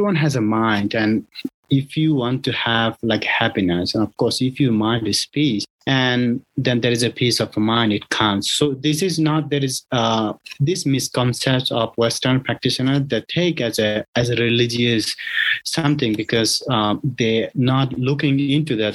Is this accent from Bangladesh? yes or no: yes; Bangladesh; also born or lived in Thailand; now in United States; I was born in Bangladesh and also I was practicing in Thailand